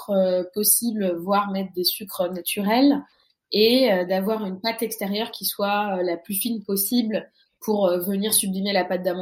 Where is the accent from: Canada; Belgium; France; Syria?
France; même si je, je, suis née et j'ai grandi en France, euh, j'ai la chance que mes parents me, on va dire, me lâchent dans la nature euh, marocaine quand depuis que je suis toute petite.